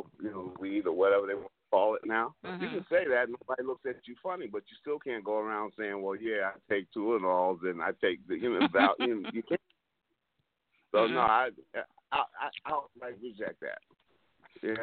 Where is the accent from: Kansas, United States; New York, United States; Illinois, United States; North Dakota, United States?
New York, United States; I'm from New York where, we've got this great opioid crisis